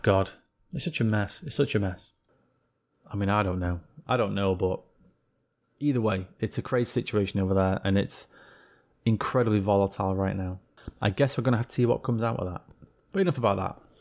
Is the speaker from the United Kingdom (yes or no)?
yes; England, United Kingdom; being an Englishman